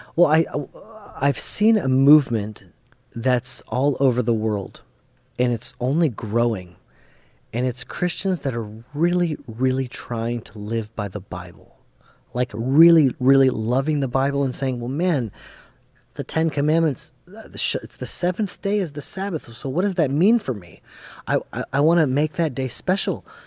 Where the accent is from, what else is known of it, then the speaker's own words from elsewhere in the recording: Atlanta, Georgia, United States; first language English; I only knew English 'cause I grew up in Atlanta, Georgia